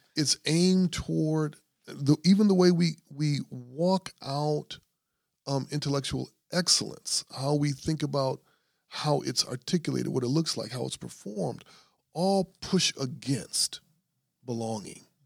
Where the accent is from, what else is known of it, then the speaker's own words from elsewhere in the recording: Grand Rapids, Michigan, United States; I'm from Grand Rapids